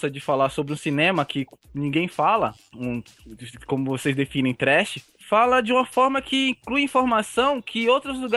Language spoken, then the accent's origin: Portuguese; Osasco, São Paulo, Brazil; Eu sou de Osasco.